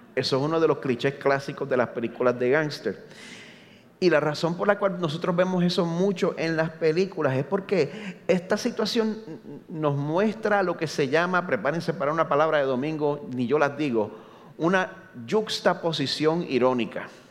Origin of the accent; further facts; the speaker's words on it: Carolina, Puerto Rico; moved away as an adult; now in Orlando, United States; nacido y criado aquí en Puerto Rico, en Carolina